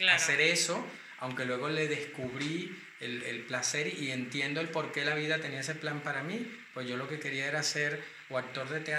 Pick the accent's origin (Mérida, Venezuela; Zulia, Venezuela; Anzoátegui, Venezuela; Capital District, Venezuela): Capital District, Venezuela; Caracas; moved away as an adult; now in Madrid, Spain; nací en Caracas, Venezuela. Hace un montón de años, ya en 1971, ya soy un adulto contemporáneo cercano a los 50.